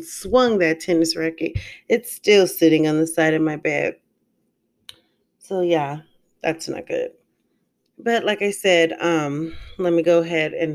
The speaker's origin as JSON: {"language": "English", "region": "California", "country": "United States", "also_born_or_lived": "St. Louis, Missouri", "moved": "as an adult", "lives_now": "Decatur, United States", "said": "I am a California girl. I moved from California about 6 to 7 years ago"}